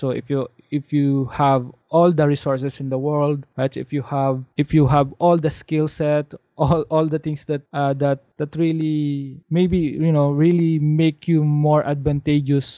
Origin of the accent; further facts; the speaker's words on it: Philippines; a Filipino growing up in a developing country